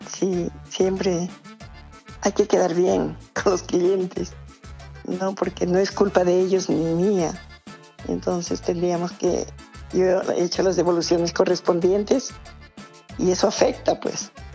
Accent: Cajamarca, Peru; also born or lived in Chiclayo; now in Oxapampa, Peru; somos de Cajamarca

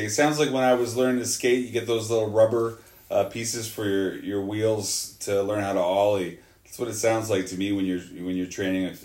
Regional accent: Victoria, British Columbia, Canada; I grew up in Victoria

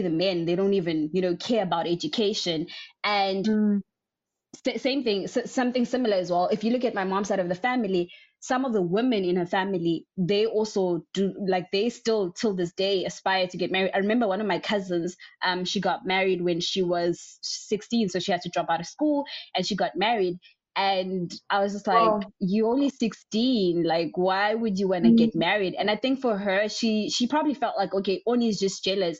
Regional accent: South Africa; I was born in a very small rural area in one of the states in South Africa

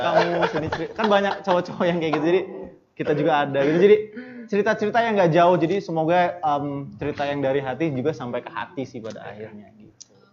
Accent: Bandar Lampung, Lampung, Indonesia; kita dari … band asli dari Bandar Lampung

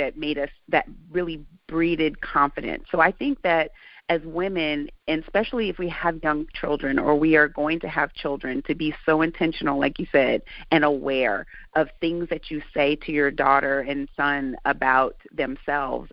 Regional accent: Santa Barbara, California, United States; I grew up in Santa Barbara

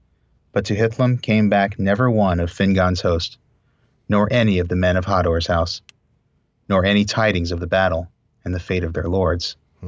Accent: Texas, United States; I'm a Texan, this.

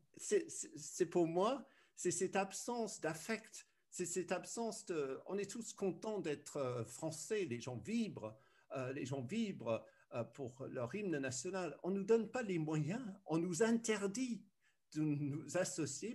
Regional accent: United Kingdom; moved away as an adult; also born or lived in France / Brussels, Belgium / Berlin, Germany; je suis né en Grande-Bretagne

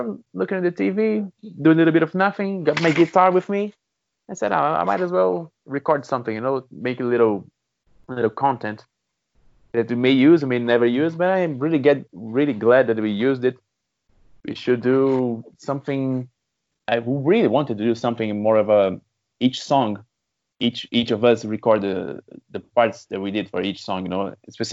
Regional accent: Recife, Pernambuco, Brazil; now in Brasília, Brazil; I was in my sister's house in Recife, in my hometown

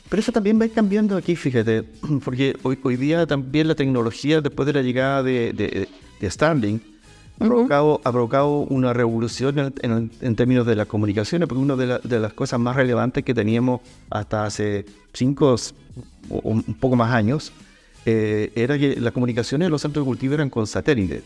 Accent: Calbuco, Los Lagos, Chile; also born or lived in Puerto Montt; Soy de Calbuco, criado en Calbuco, aunque nací en Puerto Montt

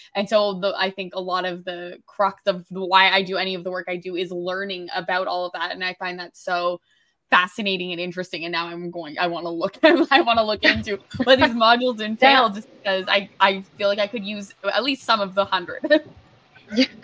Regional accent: New Brunswick, Canada; now in Toronto, Canada; growing up in New Brunswick, I was off, you're offered about the same five jobs

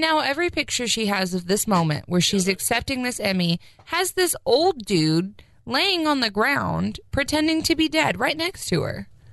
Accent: United States; as an American

